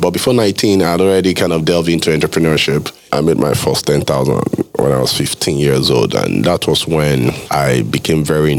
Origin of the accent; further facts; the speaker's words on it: Lagos, Nigeria; You know, I grew up practically in Lagos.